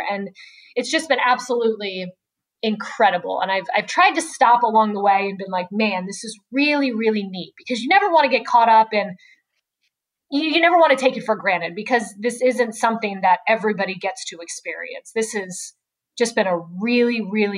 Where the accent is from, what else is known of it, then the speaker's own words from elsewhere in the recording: Maryland, United States; moved away as an adult; also born or lived in Richmond, Virginia / Roanoke, Virginia / New Orleans, Louisiana; now in Tampa, United States; I'm from Maryland, went to the University of Richmond in Richmond, Virginia